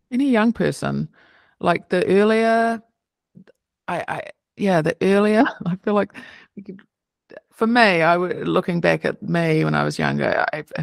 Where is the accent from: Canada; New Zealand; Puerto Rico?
New Zealand; It's fun when I go home. I can hear my accent now, so you could maybe maybe meet a New Zealander, and then I can just when I can hear their accent, it makes me feel like home.